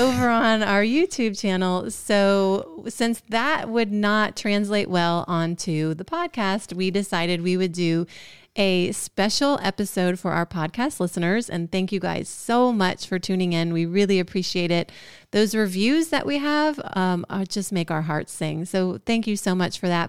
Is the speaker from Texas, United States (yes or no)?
no; Georgia, United States; I'm from Georgia